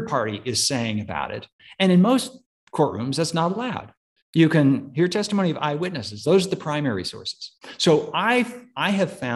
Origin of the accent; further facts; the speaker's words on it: Oregon, United States; now in Austin, United States; I grew up in Oregon.